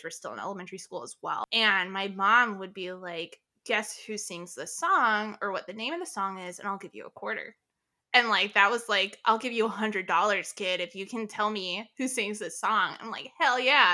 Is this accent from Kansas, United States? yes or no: no; North Florida, United States; I grew up in North Florida